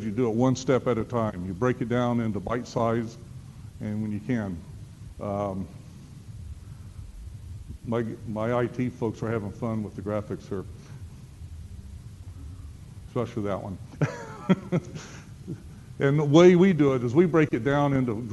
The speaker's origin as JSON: {"language": "English", "town": "Starkville", "region": "Mississippi", "country": "United States", "tie": "born or raised there", "said": "I'm from Starkville. This is my hometown."}